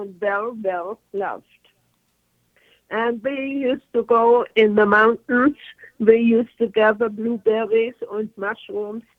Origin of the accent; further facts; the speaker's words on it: Germany; English is a second language; moved away as an adult; also born or lived in Arizona; now in United States; I came from East Germany.